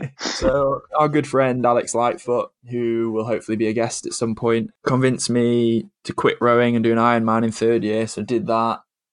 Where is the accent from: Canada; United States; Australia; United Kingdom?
United Kingdom; Cheshire, North West England; accent: northern; also born or lived in Bath; I'm from Cheshire, which is just south of Manchester, just north of Stoke, is the easiest way to describe it. If you don't know where they are, it's kind of like in the middle. You just put a dot in the middle of the country and you're probably not far off. Currently live here still.